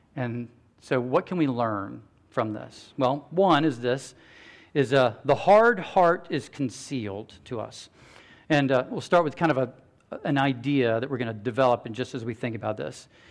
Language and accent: English; United States; American Christians